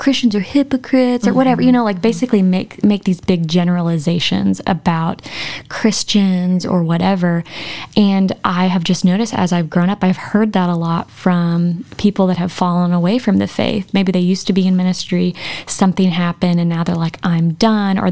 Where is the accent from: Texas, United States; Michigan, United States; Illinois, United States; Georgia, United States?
Texas, United States; moved away as an adult; now in Arkansas, United States; I didn't move here till we got married post-college. I came to Arkansas to go to OBU, but I'm from Texas